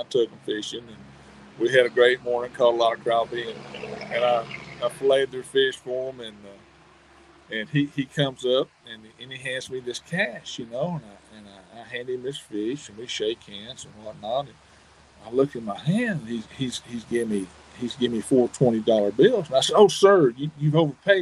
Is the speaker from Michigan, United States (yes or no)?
no; Hot Springs, Arkansas, United States; I grew up in Hot Springs, Arkansas.